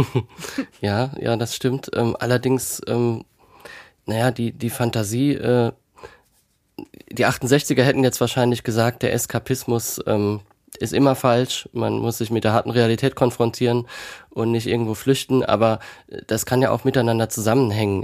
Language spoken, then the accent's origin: German; Kaiserslautern, Rhineland-Palatinate, Germany; von Kaiserslautern, meiner Geburtsstadt